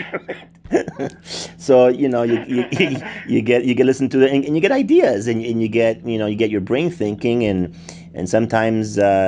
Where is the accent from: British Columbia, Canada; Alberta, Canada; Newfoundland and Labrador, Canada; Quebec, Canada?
Quebec, Canada; Montreal; moved away; I was emerging from Montreal, and I moved here in 91.